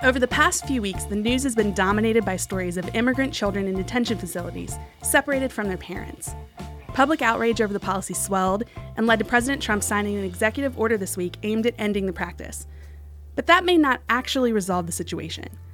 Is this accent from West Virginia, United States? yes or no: yes; West Virginia, United States; moved away; my home state, West Virginia.